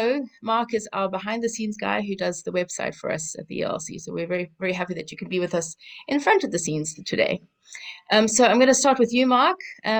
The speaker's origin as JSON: {"language": "English", "country": "South Africa", "accent": "South African", "moved": "yes", "lives_now": "Bosnia and Herzegovina", "said": "I'm here in Bosnia and Herzegovina, and I'm originally from South Africa, so that's the accent."}